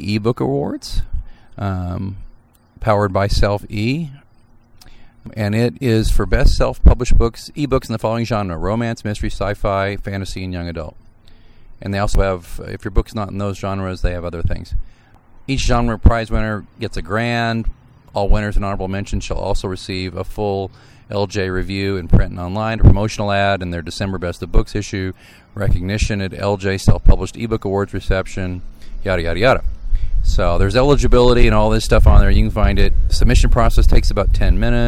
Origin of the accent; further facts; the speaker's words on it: Missouri, United States; I'm from Missouri.